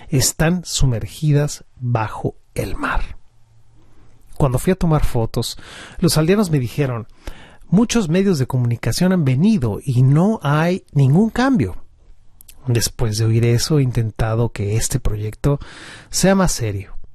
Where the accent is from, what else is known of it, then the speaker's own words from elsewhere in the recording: Central Java, Indonesia; En Java, de donde soy originario, las zonas costeras están amenazadas por la deforestación